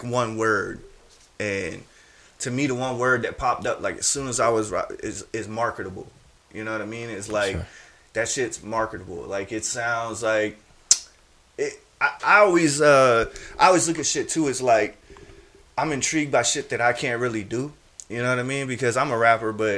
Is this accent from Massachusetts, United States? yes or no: no; Charleston, South Carolina, United States; I'm from Charleston